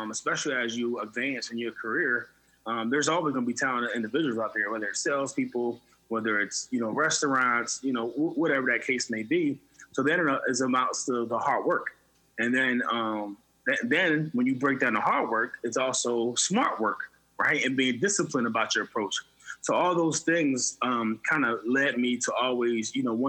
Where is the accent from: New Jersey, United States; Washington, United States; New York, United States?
New Jersey, United States; Camden; We were born in Camden, New Jersey